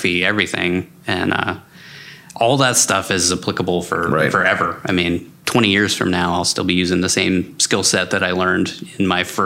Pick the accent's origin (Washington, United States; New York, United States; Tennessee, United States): Washington, United States; moved away as an adult; also born or lived in Bay Area; I grew up in Washington State, and then I wanted to get out of the rain